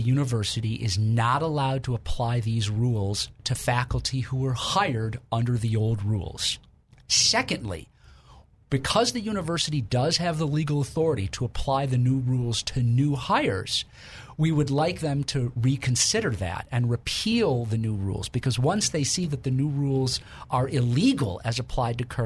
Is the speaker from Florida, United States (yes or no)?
no; Illinois, United States; moved away; my home state of Illinois